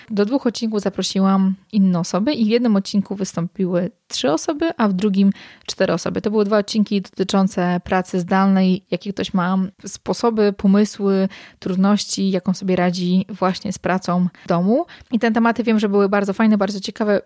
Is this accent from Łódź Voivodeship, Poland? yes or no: no; Warsaw, Masovian Voivodeship, Poland; moved away as an adult; now in Masuria, Poland; Ja jestem oryginalnie z Warszawy, mieszkam teraz na Mazurach